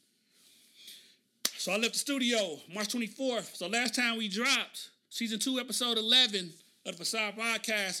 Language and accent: English; Oklahoma City, Oklahoma, United States; moved away; my hometown, Oklahoma City